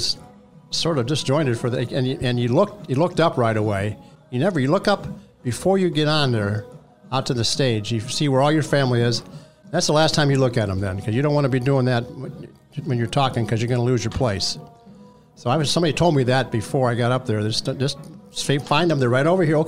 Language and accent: English; Quincy, Illinois, United States; I grew up in Quincy, Illinois, kind of near St. Louis, 120 miles away.